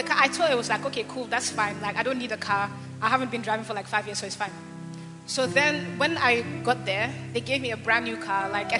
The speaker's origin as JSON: {"language": "English", "country": "Belgium", "also_born_or_lived": "Ghana", "said": "I'm from Belgium."}